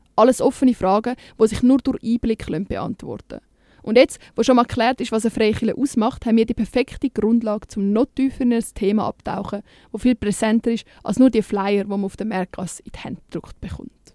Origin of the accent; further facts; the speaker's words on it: Switzerland; bei uns in der Schweiz